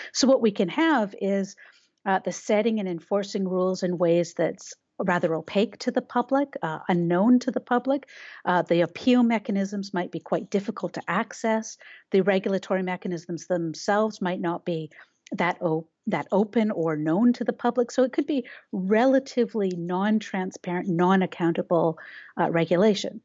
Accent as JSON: {"language": "English", "country": "Canada", "said": "We have a Canadian view"}